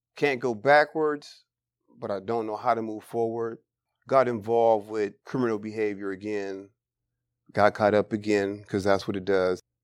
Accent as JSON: {"language": "English", "area": "Bay Area", "region": "California", "country": "United States", "tie": "born or raised there", "said": "born and raised in the Bay Area"}